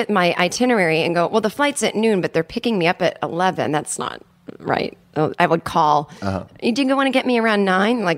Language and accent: English; United States; I am a neurotic American